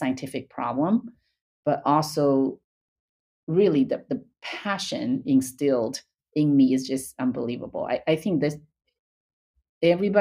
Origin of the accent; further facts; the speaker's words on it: China; moved away as an adult; now in United States; I was born and raised in China. I came to UCLA for graduate school